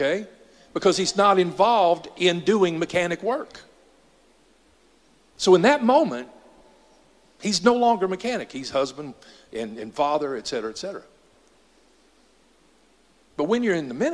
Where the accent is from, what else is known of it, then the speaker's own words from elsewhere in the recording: Dallas, Texas, United States; he decided to move us to Southeast Dallas.